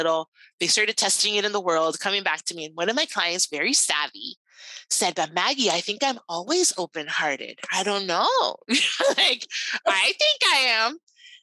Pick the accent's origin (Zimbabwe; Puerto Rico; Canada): Puerto Rico; I'm Cuban American. Now, I was actually born in Puerto Rico